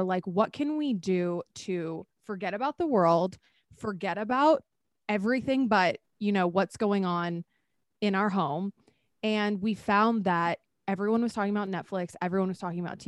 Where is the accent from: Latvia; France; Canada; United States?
United States; Texas; moved away; also born or lived in Arizona; I'm from Texas